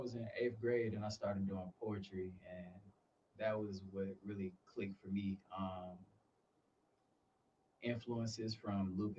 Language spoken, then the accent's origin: English; Atlanta, Georgia, United States; also born or lived in Valdosta, Georgia; I'm born and raised in Atlanta, Georgia. Like, actually in Atlanta, not the outskirts.